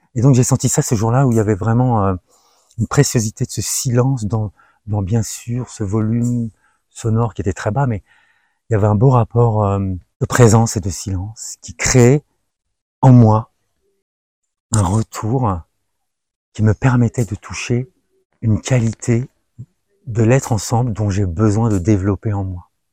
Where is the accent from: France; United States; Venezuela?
France; je suis né en France et j'ai grandi en France et j'ai fait mes classes en France